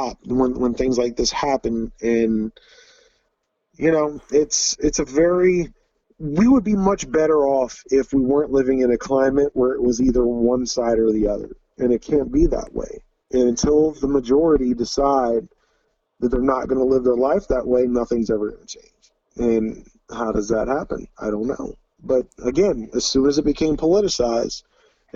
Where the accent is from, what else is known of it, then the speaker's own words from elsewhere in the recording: Troy, Ohio, United States; also born or lived in Pickwell, Ohio / New Bremen, Ohio; I grew up in Troy, Ohio, but I live in Pickwell, Ohio